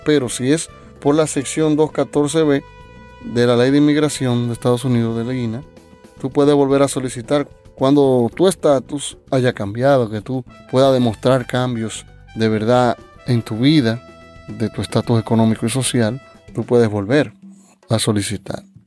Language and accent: Spanish; Dominican Republic; mi país, República Dominicana